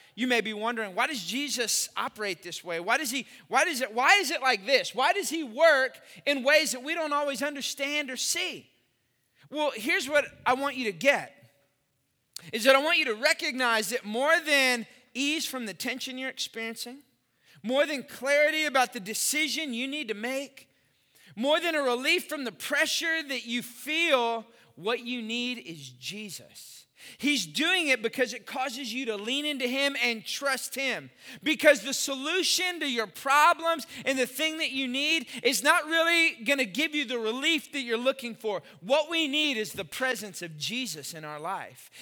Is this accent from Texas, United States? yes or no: yes; Austin, Texas, United States; I grew up in Austin.